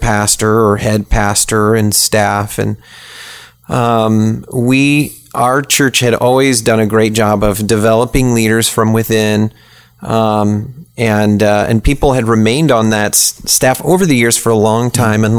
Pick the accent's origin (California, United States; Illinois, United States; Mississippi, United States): Illinois, United States; Springfield; moved away as an adult; now in Tallahassee, United States; I grew up in Illinois in the state capitol there in Springfield